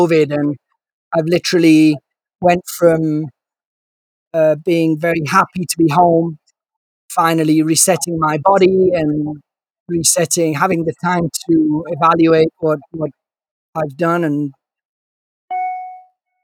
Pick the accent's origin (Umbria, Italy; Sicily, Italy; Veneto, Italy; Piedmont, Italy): Piedmont, Italy; Turin; also born or lived in London; now in Milan, Italy; I was born in Turin, and I've been in Italy ever since. I've been raised in Italy, studied in Italy